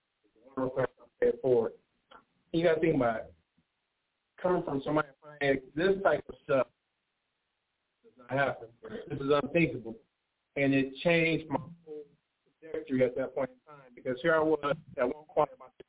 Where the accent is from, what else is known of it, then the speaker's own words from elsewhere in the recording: Pontiac, Michigan, United States; So growing up in Pontiac, as you all know, we didn't have the most finances.